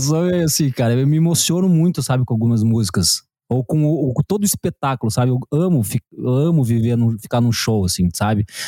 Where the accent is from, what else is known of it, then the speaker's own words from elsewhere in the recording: Curitiba, Paraná, Brazil; moved away as an adult; now in Bombinhas, Brazil; sou de Curitiba, agora moro em Bombinhas, aqui em Santa Catarina